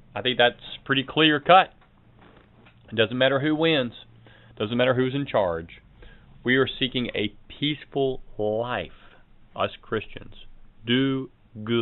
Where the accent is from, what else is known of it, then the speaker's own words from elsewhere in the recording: United States; As an American